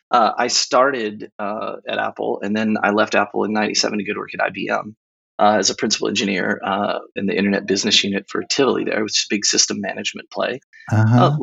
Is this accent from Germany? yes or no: yes; Nuremberg, Bavaria, Germany; also born or lived in Temple, Texas; I was a military brat. I grew up in Nuremberg. Um, we moved around a lot. I ended up going to high school uh, in Temple, Texas, about an hour outside of Austin